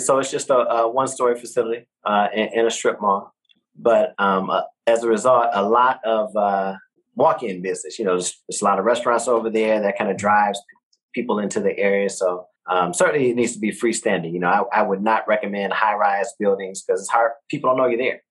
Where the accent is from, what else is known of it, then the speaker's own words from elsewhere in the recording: Detroit, Michigan, United States; now in Texas, United States; growing up in Detroit, we, we're not really getting that on the radio, you know, in my hood